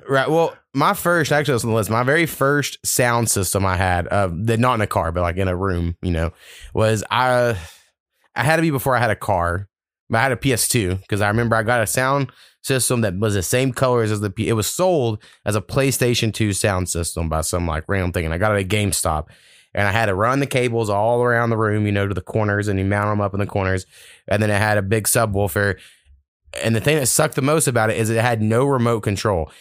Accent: United States; I'm an American

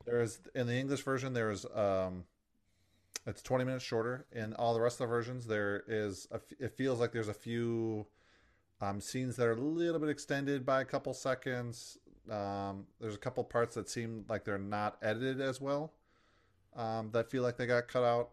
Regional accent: United States; as an American

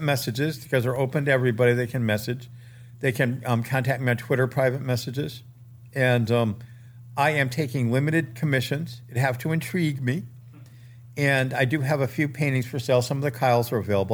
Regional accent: Maine, United States; my life growing up in Maine

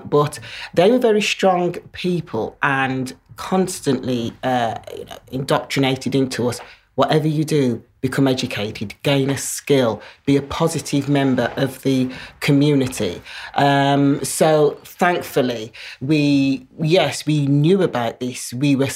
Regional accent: Birmingham, West Midlands, United Kingdom; I born and brought up in Birmingham, so this is my home.

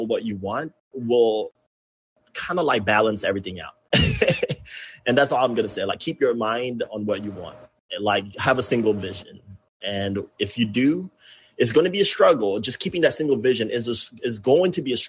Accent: Philippines; moved away as an adult; now in San Diego, United States; growing up in the Philippines

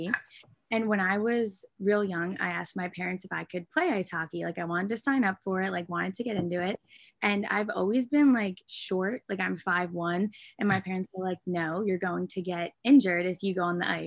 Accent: New Jersey, United States; I'm from New Jersey

